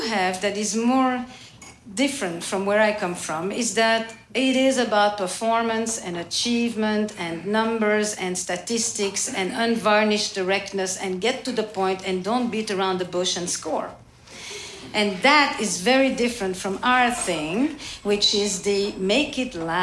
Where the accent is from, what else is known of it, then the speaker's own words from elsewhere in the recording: Belgium; English is a second language; now in United States; I'm from Belgium, which we already speak about 3 or 4 to start.